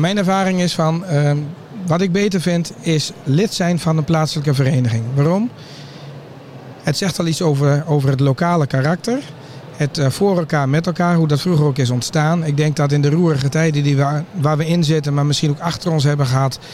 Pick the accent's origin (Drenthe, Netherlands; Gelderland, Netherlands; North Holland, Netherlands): Drenthe, Netherlands; bij ons in Drenthe